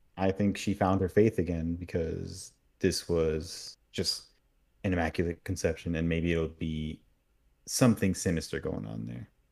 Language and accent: English; Miami, Florida, United States; I grew up a lot in Miami and there's a lot of hurricanes there